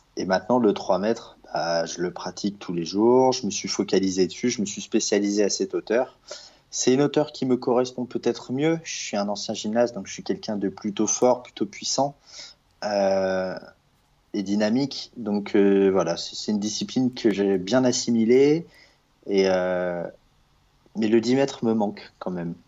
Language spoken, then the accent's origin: French; Lyon, Auvergne-Rhône-Alpes, France; also born or lived in Strasbourg; now in Paris, France; je suis de Lyon